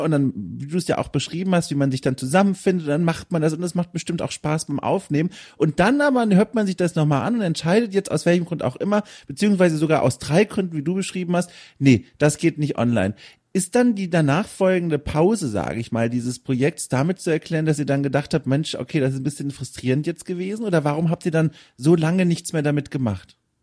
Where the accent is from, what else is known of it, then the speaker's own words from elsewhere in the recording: Southern Germany, Germany; moved away; ich komme aus Süddeutschland ursprünglich